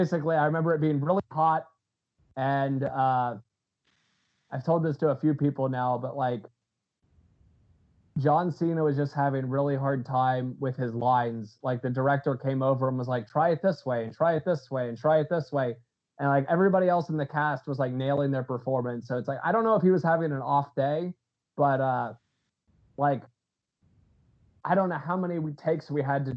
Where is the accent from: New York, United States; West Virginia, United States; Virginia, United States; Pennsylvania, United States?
Pennsylvania, United States; I'm from Pennsylvania